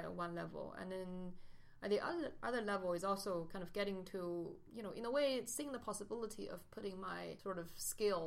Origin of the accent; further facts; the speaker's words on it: China; moved away as an adult; also born or lived in United States / Beijing; I grew up in China, but I went to the States for grad school